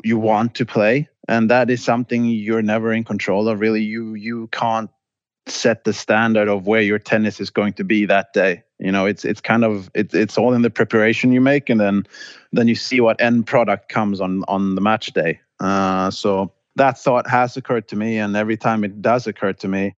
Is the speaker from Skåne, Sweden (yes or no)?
yes; Båstad, Skåne, Sweden; moved away as an adult; also born or lived in Stockholm / London; I grew up in Båstad